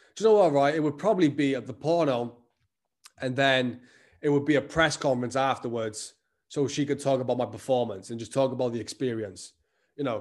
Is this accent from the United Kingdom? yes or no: yes; Welsh, Wales, United Kingdom